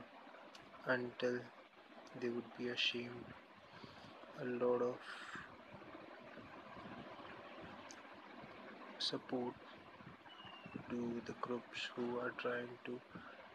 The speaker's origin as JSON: {"language": "English", "country": "India", "said": "I'm basically from India"}